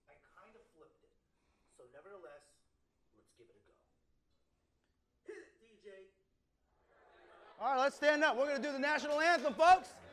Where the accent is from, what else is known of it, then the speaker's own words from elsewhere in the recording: East Coast, United States; I'm, a, I'm originally from the East Coast, so the Wizards are my team.